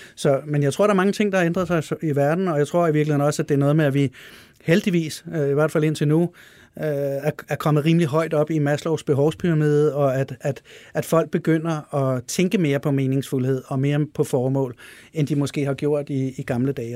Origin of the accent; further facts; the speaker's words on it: Denmark; jeg er dansker